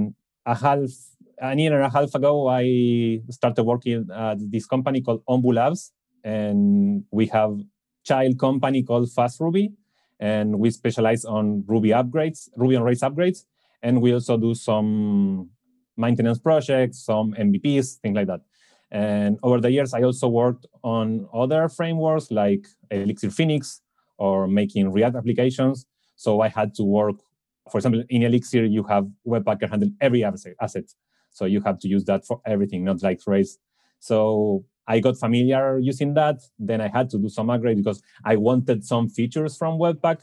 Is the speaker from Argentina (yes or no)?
yes; Argentina; I'm from Argentina